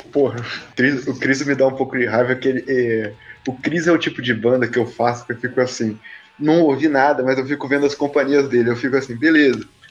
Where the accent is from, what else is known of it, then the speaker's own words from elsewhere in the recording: Rio de Janeiro, Brazil; eu sou do Rio